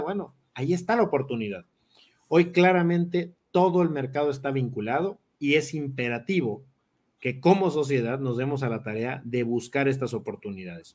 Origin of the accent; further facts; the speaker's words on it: Mexico; como mexicanos